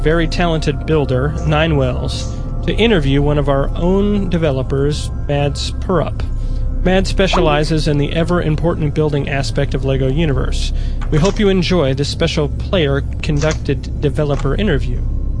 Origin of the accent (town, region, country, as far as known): Denmark; born there